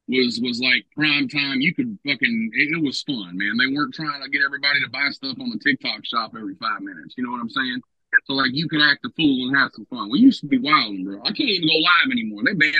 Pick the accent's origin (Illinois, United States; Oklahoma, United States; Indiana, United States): Oklahoma, United States